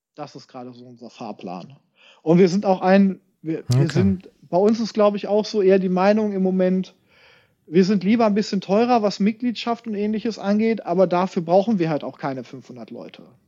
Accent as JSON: {"language": "German", "town": "Hameln", "region": "Lower Saxony", "country": "Germany", "tie": "born or raised there", "moved": "yes", "lives_now": "Braunschweig, Germany", "said": "ich komme ja aus Hameln ursprünglich, da bin ich ja groß geworden"}